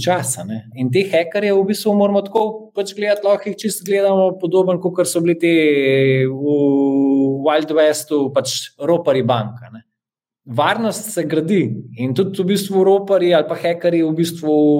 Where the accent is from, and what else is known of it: Slovenia